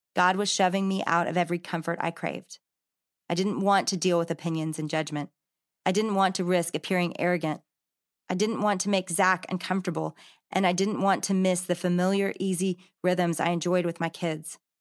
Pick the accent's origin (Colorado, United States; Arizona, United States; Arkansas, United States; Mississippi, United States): Arkansas, United States; Growing up in Arkansas, I'd gone with my dad to all the Razorback games